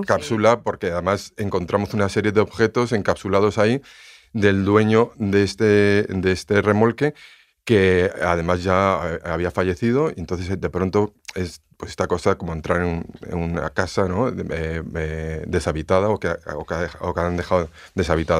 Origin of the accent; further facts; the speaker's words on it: León, Castile and León, Spain; yo soy de León